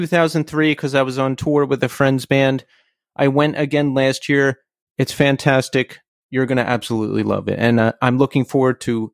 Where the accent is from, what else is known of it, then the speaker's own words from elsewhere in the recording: Philadelphia, Pennsylvania, United States; also born or lived in Brooklyn; now in New York City, United States; I'm actually from Philly.